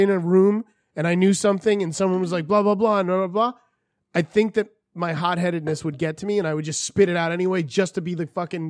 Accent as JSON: {"language": "English", "region": "Florida", "country": "United States", "said": "Listen, I'm from Florida, so you don't have to give me too much."}